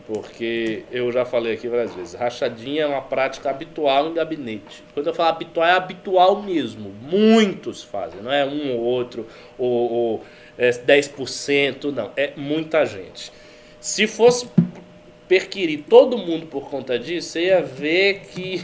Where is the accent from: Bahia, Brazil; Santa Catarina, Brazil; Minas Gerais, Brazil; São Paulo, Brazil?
Bahia, Brazil; moved away; Lá na Bahia, de onde eu venho